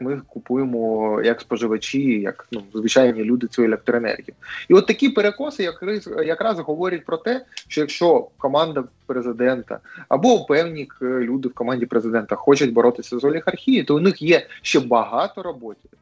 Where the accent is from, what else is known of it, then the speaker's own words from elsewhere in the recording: Mariupol, Donetsk Oblast, Ukraine; в моєму рідному місті Маріуполь